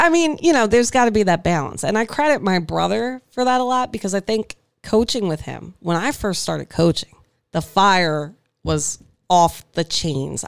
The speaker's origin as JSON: {"language": "English", "town": "Hammonton", "region": "New Jersey", "country": "United States", "also_born_or_lived": "Mays Landing"}